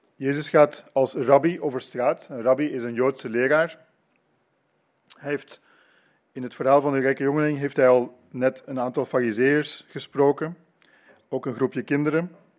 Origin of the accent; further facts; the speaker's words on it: Leuven, Flanders, Belgium; moved away as an adult; now in Ypres, Belgium; Ik ben in Leuven grootgebracht en het is negen jaar geleden dat wij naar Ypres verhuisd zijn.